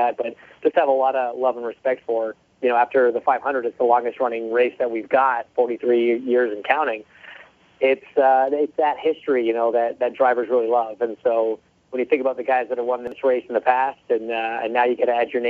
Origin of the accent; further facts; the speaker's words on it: Canada; I mean, even as a kid growing up there, when I would watch IndyCar racing